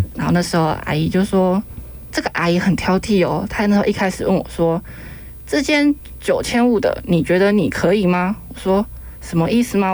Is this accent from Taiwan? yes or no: yes; Kinmen County, Taiwan; moved away as an adult; now in Taipei, Taiwan; 因为毕竟在从小在金门生活，所以可以，可以台语一点